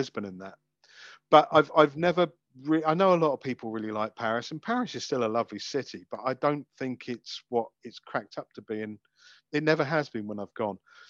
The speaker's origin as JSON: {"language": "English", "country": "United Kingdom", "said": "as a Brit"}